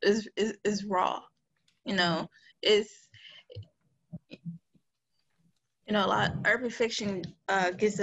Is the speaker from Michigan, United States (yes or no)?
yes; Detroit, Michigan, United States; I grew up in Detroit, Michigan. I've lived in Detroit for about, 24, 25 years